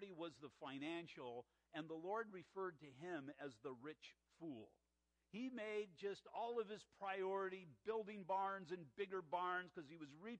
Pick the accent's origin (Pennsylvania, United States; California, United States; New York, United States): California, United States; La Mirada; we were growing up in La Mirada in the 1960s